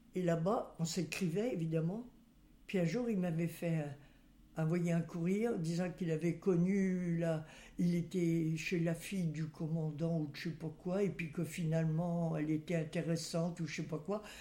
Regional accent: Saint-Nazaire, Pays de la Loire, France; also born or lived in Nantes; Je suis née à Saint-Nazaire, à la maternité

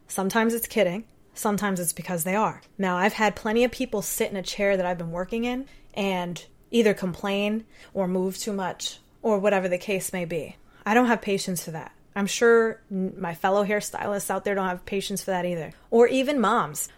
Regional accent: Puerto Rico; I'm Puerto Rican.

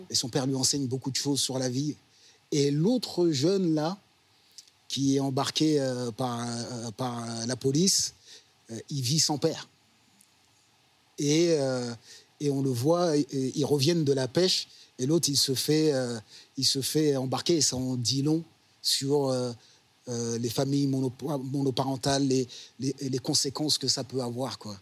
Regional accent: Orly, Île-de-France, France; Moi, je suis d'Orly à la base

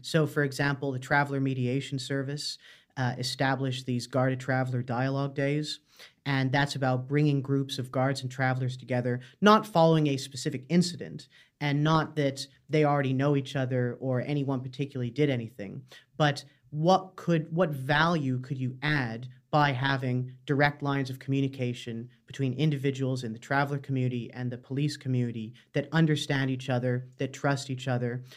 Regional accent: Canada; moved away as an adult; now in Dublin, Ireland; I'm from Canada originally, but I've lived in Ireland about five years now

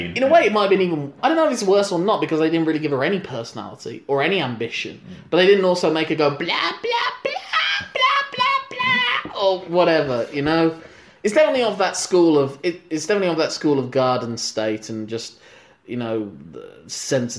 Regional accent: United Kingdom; as a British citizen

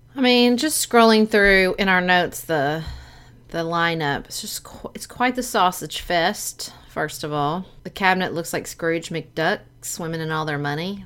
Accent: United States; as an American

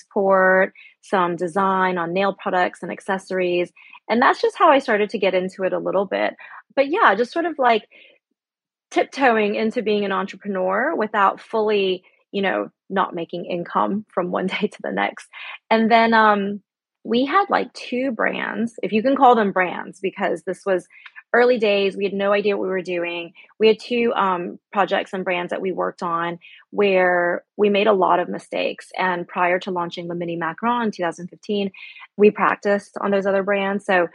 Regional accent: United States; moved away; also born or lived in Shanghai, China / Spain; me being American

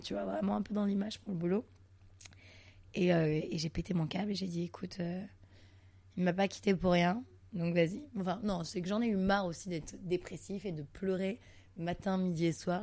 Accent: Montreal, Quebec, Canada; now in Paris, France; je suis née à Montréal au Canada

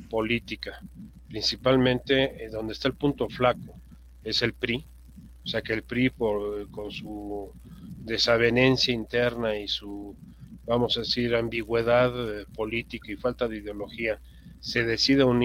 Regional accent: Mexico

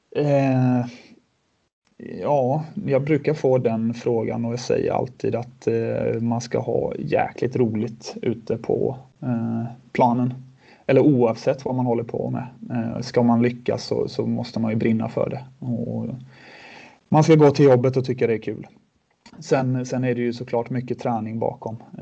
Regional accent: Sweden; moved away as an adult; also born or lived in Switzerland; all trygghet som vi hade hemma i Sverige

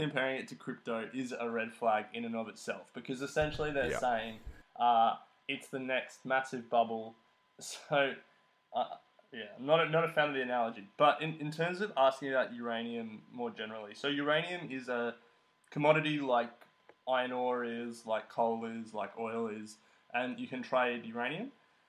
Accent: Australia; So, as an Australian, I think it's hard to invest in mutual funds

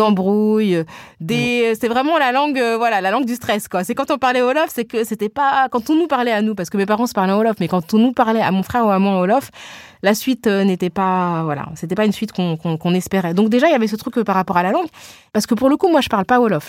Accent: France; je suis née en France et ma socialisation, elle est là

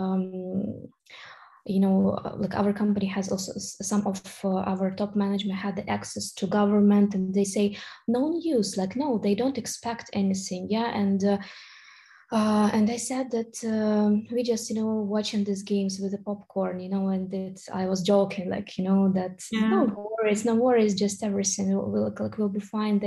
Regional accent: Kharkiv, Kharkiv Oblast, Ukraine; I'm from Kharkiv, Ukraine. So this is the eastern part of Ukraine

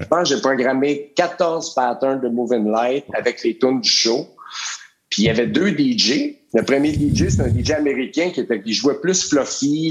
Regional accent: Joliette, Quebec, Canada; moved away as an adult; also born or lived in Montreal; moi, je viens de Joliette

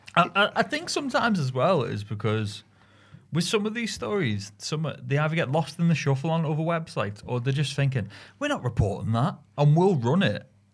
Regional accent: Merseyside, North West England, United Kingdom; growing up in Merseyside

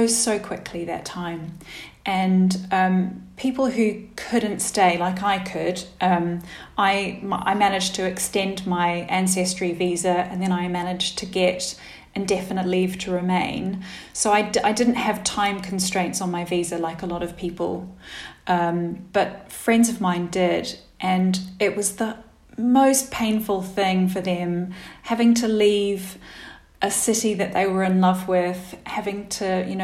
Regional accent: Wellington, New Zealand; moved away as an adult; also born or lived in Christchurch, New Zealand; I didn't go back to my home city where I grew up, because kind of the friends who I knew there had all left, and my parents had moved away from Wellington as well

